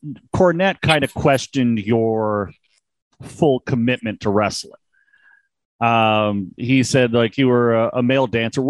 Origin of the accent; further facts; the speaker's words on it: Niagara Falls, Ontario, Canada; I'm from the Niagara Falls, Canada area.